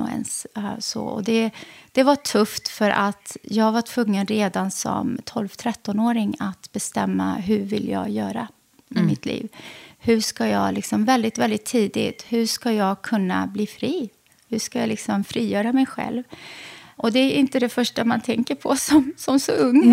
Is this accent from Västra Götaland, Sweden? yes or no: yes; Lidköping, Västra Götaland, Sweden; also born or lived in Lebanon / Västerås; jag växte upp i Lidköping i Västra